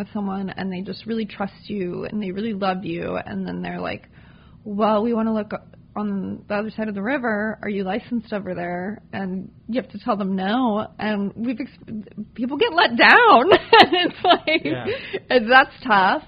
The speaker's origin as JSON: {"language": "English", "town": "Ridgefield", "region": "Washington", "country": "United States", "tie": "born or raised there", "said": "I grew up in Ridgefield. I was fourth generation, born and raised there."}